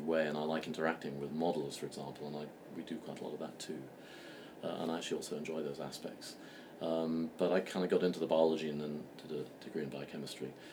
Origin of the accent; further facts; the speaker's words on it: London, United Kingdom; moved away as an adult; also born or lived in Berkeley / Boston; in 2005, I came back to London, which is my hometown